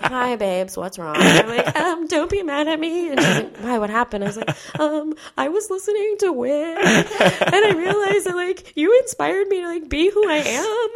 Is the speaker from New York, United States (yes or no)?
yes; New York, United States; I'm from New York. So like all the people, all the people I grew up with, my family, my friends